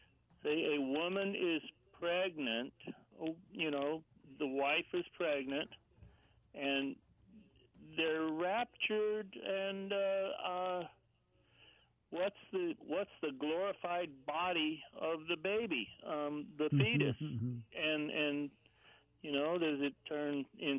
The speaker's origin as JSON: {"language": "English", "town": "Long Island", "region": "New York", "country": "United States", "tie": "born there", "said": "I was asked, where are you from? And I said, well, I was born in Long Island."}